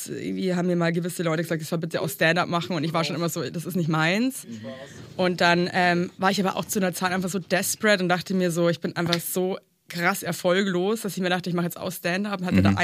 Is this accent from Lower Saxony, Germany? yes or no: no; Regensburg, Bavaria, Germany; Ja, genau, ich bin eigentlich auch Bayerin.